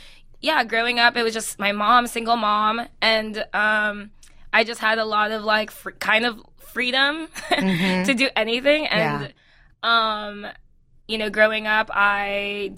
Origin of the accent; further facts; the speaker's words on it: Hawthorne, California, United States; also born or lived in Philippines; I grew up in L.A., but I'm actually from the Philippines. So I came here when I was 11. And I grew up in Hawthorne, Inglewood area